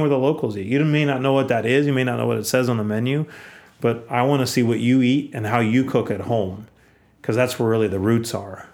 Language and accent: English; Aptos, California, United States; I grew up in Aptos, which is a small town in Santa Cruz County